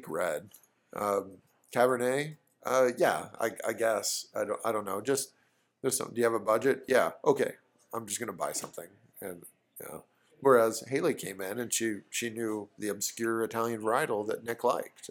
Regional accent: New Zealand; I'm from New Zealand

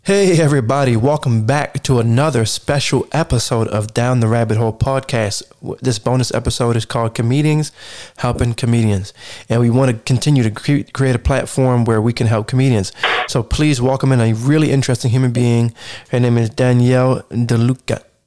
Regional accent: East Coast, United States; as a East Coaster and, uh, person that's definitely not from the West Coast

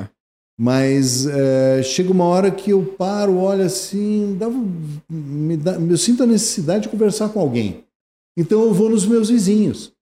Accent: Porto Alegre, Rio Grande do Sul, Brazil; eu nasci em Porto Alegre

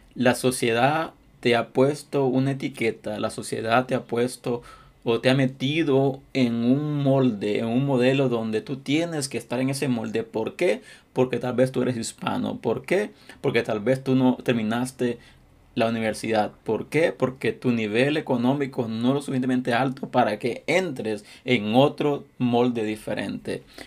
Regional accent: Honduras; now in United States; mi país, Honduras

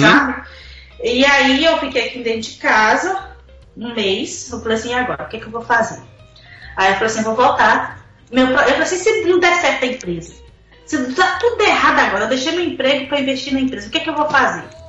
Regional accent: Northeast Region, Brazil; moved away as an adult; eu sou do Nordeste

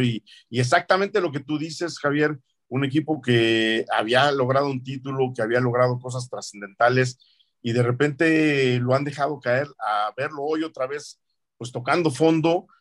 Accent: Mexico

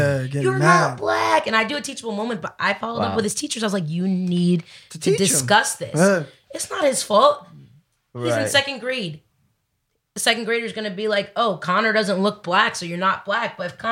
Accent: Dominican Republic; I am Dominican.

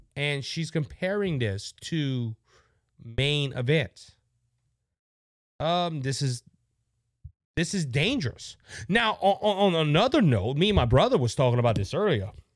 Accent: Cajun country, Louisiana, United States; I'm from Cajun country

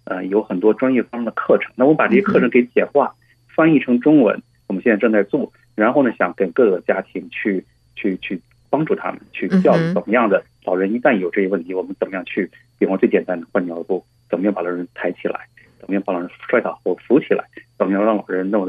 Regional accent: China; 我们尤其我们中国人啊，儿女照顾父母是天经地义，对吧？

